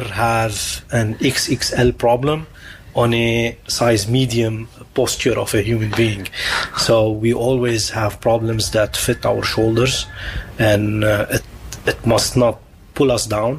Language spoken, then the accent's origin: English; Lebanon; now in The Hague, Netherlands; my hometown in Lebanon